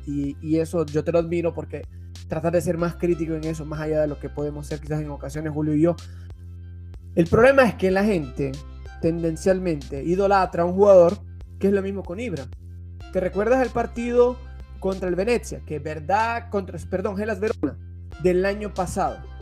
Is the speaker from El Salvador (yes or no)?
yes; El Salvador; now in Italy; Yo soy salvadoreño